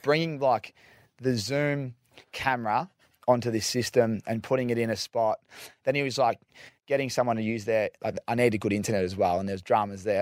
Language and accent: English; Victoria, Australia; I'm from Victoria.